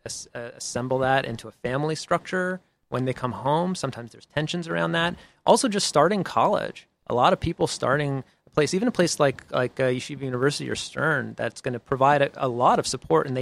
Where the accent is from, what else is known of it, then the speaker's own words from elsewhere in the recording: Boston, Massachusetts, United States; I'm from Boston